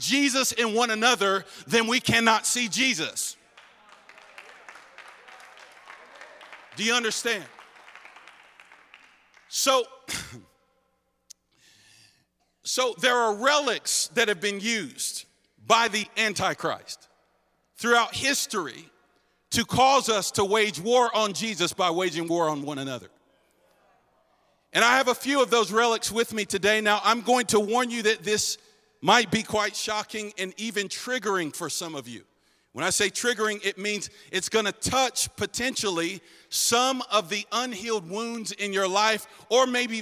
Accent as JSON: {"language": "English", "region": "North Carolina", "country": "United States", "tie": "born or raised there", "said": "I grew up here in North Carolina"}